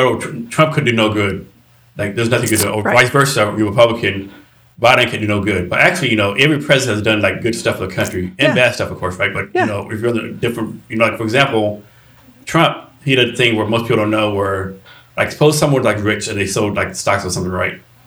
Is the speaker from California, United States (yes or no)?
no; Odessa, Texas, United States; I grew up in Odessa, Texas